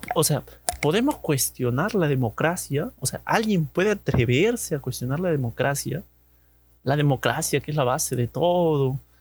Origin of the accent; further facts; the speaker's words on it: Chaclacayo, Lima, Peru; Recuerdo que cuando era niño, mi, padre votaba allá en, en Chaclacayo, del, para todo, para la gente de Chaclacayo debe conocer el colegio Cetenos, Centenos, no, no sé muy bien su nombre. A mí me toca votar ahí